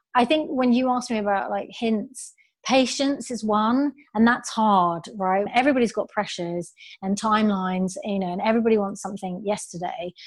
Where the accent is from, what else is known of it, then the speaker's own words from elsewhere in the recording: United Kingdom; also born or lived in Australia; I'm British